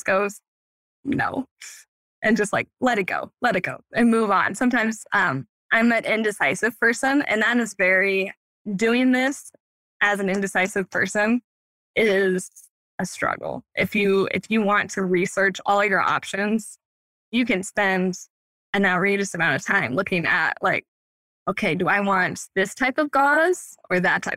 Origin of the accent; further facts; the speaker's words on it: Harlan, Iowa, United States; came back to my hometown, Harlan, Iowa